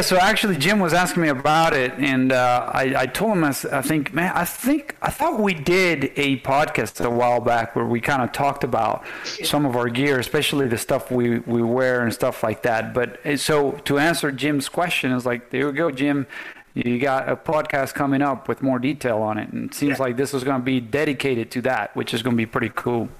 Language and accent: English; Venezuela; now in United States; us Venezuelans